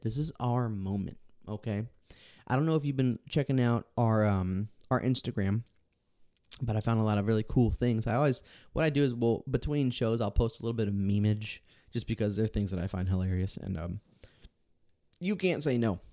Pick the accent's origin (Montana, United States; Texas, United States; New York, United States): Texas, United States; Born and raised in Texas.